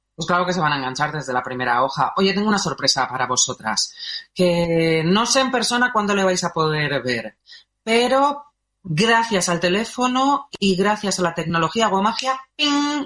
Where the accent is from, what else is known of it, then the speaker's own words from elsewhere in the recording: Málaga, Andalusia, Spain; Como malagueña que soy.